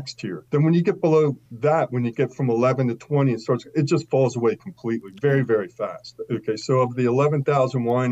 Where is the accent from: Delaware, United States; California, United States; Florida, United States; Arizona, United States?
Delaware, United States; moved away as an adult; also born or lived in Chapel Hill, North Carolina; where I grew up in Delaware